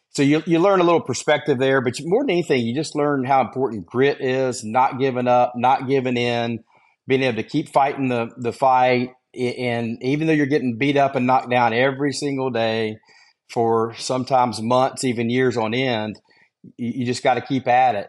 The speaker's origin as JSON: {"language": "English", "town": "Gastonia", "region": "North Carolina", "country": "United States", "tie": "born or raised there", "said": "I grew up in Gastonia, North Carolina, which is about 20 miles west of Charlotte, a little small town"}